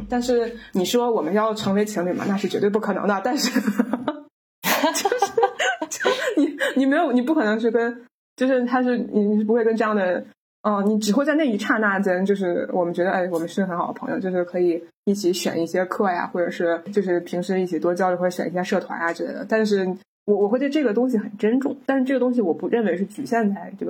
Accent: China; 我们都是中国人，都接受了相似的九年义务教育

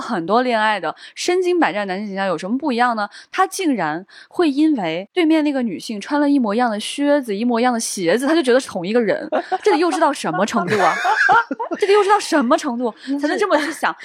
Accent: northern China, China; 我作为一个北方人

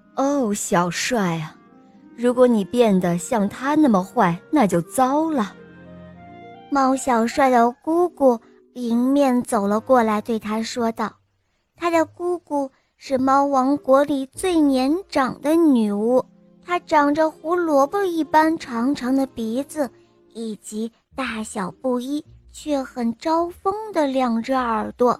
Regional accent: Wuhan, Hubei, China; 今年六岁了，我来自武汉

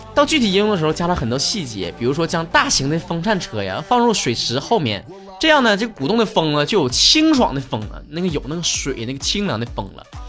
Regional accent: Northeast China, China; 像我们东北这边儿，其实夏天也挺热的

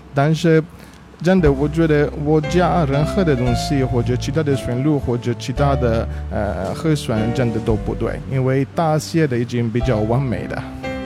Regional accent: Italy; Chinese is a second language; moved away; 我的口音是，我是算是，呃，少数民族吧，我是意大利族吧

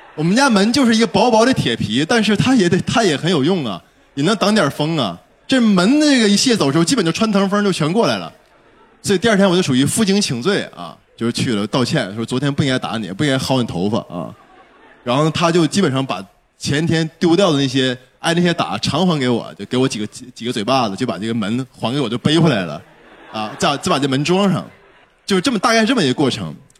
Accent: Shenyang, Liaoning, China; 我小时候是在哪生活呢？就是在沈，我因为是沈阳人嘛，所有沈阳人都知道有个巨，有一片巨大的棚户区叫烟粉街啊，也叫烟粉屯

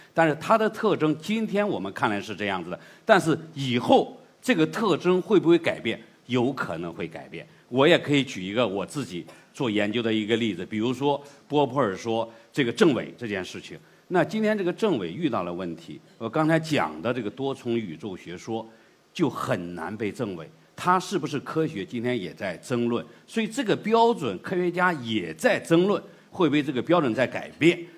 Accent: China; 我们中国人的东西

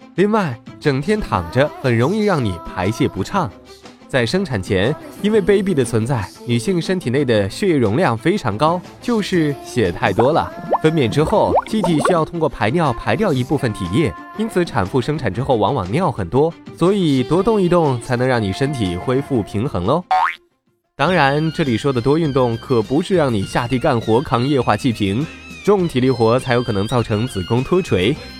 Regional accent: China; 我们这个吃粮食长大的民族

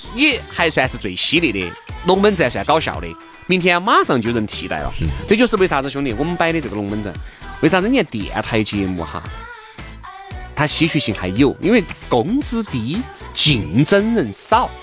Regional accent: China; 我们中国人这种做生意的这种尿性

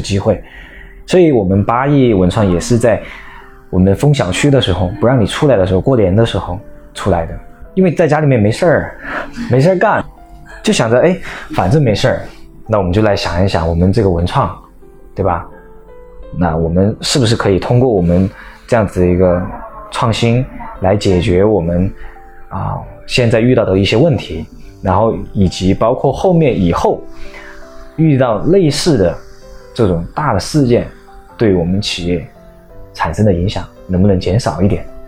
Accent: Chongqing, China; 作为我们自己是重庆人

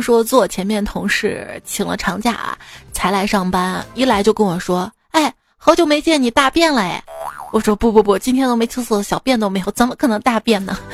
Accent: Shaanxi, China; 在我们陕西，你会发现凉皮儿分什么汉中凉皮儿、岐山凉皮儿、米皮儿、面皮儿、粗粉儿什么的。

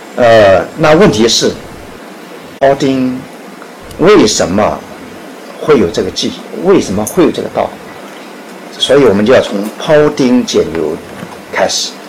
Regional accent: China; 我们中国人

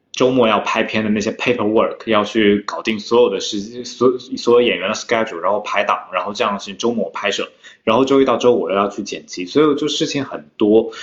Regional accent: Jiangsu, China; moved away as an adult; also born or lived in Shanghai / Davis, California, United States; now in London, United Kingdom; 我是在江苏出生，然后后来我到大学期间的时候，我家人全部搬迁到上海了，所以我一直被塞上海了。所以我一直被塞上海。然后我读大学的时候出国是在美国读的大学

